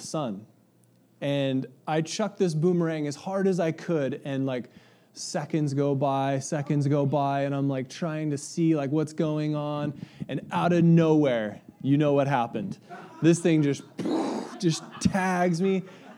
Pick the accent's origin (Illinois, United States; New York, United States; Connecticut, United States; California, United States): California, United States; Ramona; I grew up in Country Estates, which is a small little community outside of Ramona